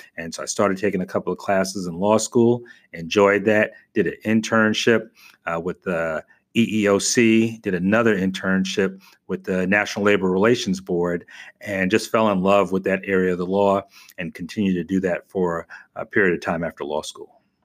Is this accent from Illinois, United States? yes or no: no; New York, United States; now in Tampa, United States; I was from New York, so I knew I wanted to live in the Northeast